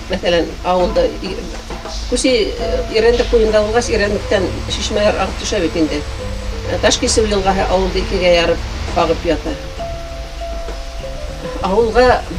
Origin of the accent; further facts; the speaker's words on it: Kusey, Bashkortostan, Russia; мин абдулхак игбаев менен ауылдаш буларак